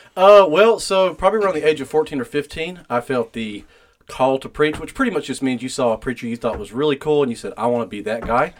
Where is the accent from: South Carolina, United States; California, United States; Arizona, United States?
South Carolina, United States; Spartanburg; born and raised in Spartanburg, South Carolina